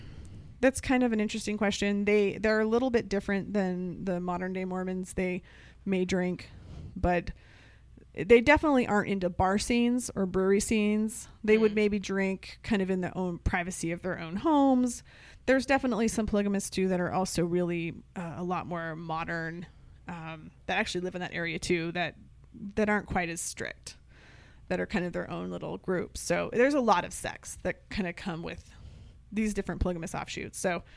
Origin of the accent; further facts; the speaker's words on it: Utah, United States; Growing up in Utah